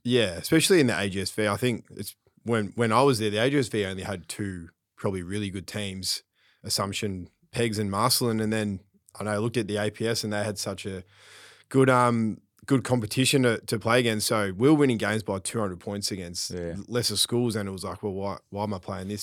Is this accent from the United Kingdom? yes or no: no; Craigieburn, Victoria, Australia; I grew up in Craigieburn